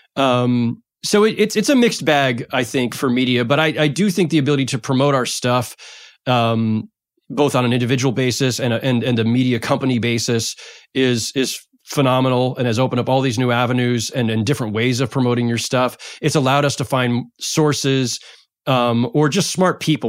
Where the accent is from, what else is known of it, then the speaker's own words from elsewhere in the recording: San Jose, California, United States; moved away as an adult; now in Brooklyn, United States; I grew up in San Jose